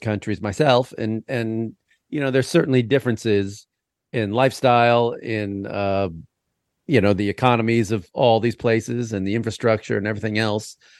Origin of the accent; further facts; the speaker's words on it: United States; as an American in Vietnam.